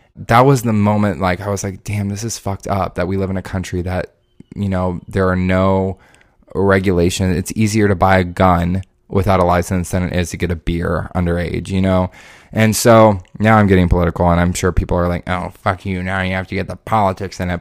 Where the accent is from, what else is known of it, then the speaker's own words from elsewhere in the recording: Indianapolis, Indiana, United States; moved away as an adult; also born or lived in Orlando; I grew up in, in Indianapolis, and then I went to school forty-five minutes away from where I grew up